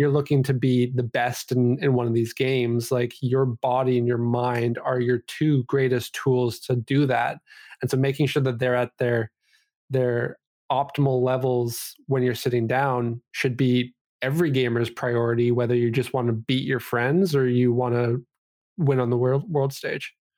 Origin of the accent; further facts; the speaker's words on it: Vancouver, British Columbia, Canada; also born or lived in Calgary, Alberta; I grew up here in B C. Uh, I was born in, uh, Calgary, Alberta, which is just a province away here, but, uh, basically born and, or bred here in, in Vancouver